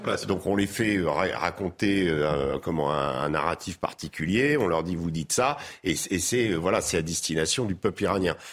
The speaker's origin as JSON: {"language": "French", "country": "France", "said": "en tant que Français"}